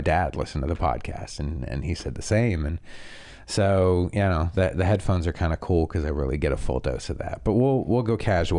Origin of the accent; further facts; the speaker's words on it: Canada; I have a very nasally voice, and I'm from Canada, and Jesus, I've moved around a lot.